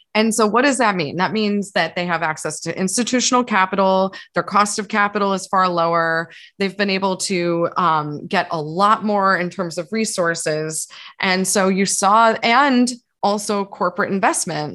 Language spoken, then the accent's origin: English; East Coast, United States; moved away as an adult; also born or lived in New York; now in San Francisco, United States; having grown up on the East Coast where there was no whisper of a legal market